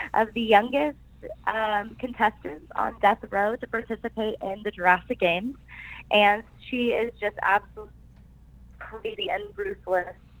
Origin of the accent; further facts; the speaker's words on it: Tulsa, Oklahoma, United States; I am originally from Tulsa, Oklahoma